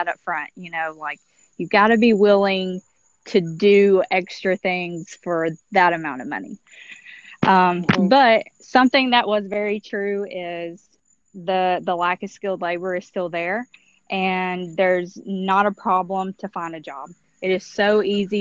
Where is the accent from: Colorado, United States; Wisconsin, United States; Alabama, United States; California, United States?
Alabama, United States; moved away; I'm originally from Alabama